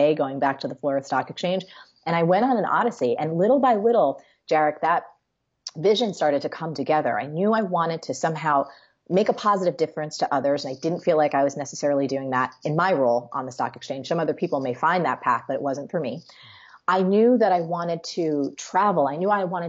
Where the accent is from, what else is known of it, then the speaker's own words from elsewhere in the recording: New Jersey, United States; I am a girl from Jersey